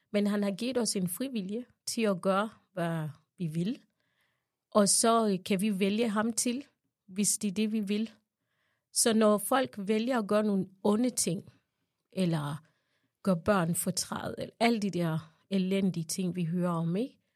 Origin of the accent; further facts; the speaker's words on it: Uganda; now in Denmark; jeg er født i Højmer i Uganda